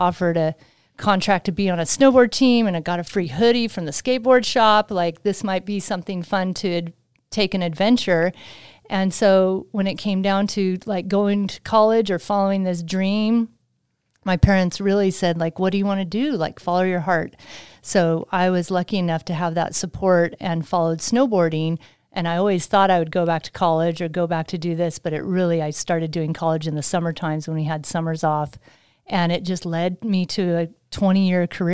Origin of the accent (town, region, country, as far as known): Sacramento, California, United States; born or raised there; also born or lived in Utah